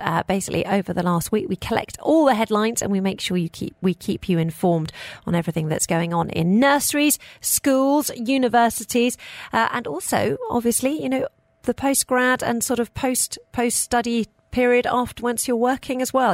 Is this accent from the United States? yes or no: no; United Kingdom; now in United Arab Emirates; I'm personally, as a British person